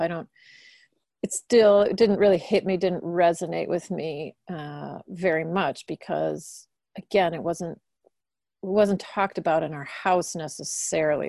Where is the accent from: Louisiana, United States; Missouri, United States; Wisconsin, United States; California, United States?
Wisconsin, United States; Milwaukee; I grew up in Milwaukee.